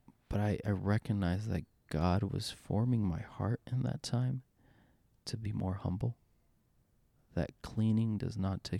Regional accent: Costa Rica; Yes, I'm brown. Yes, I'm Hispanic. Yes, I'm from Costa Rica.

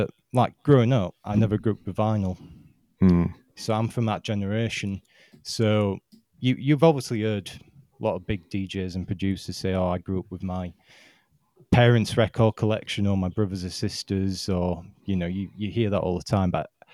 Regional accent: Yorkshire and the Humber, United Kingdom; I hail from South Yorkshire in the United Kingdom.

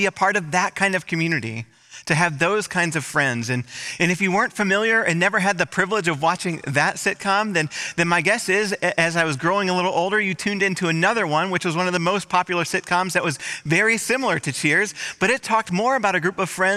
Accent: Michigan, United States; moved away; in my hometown, in my home state. I was speaking for a whole week in Michigan

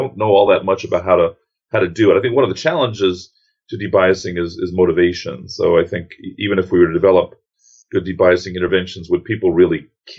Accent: New York City, New York, United States; now in Atlanta, United States; from New York City originally. Grew up a couple of blocks away from a man who's been on the news occasionally

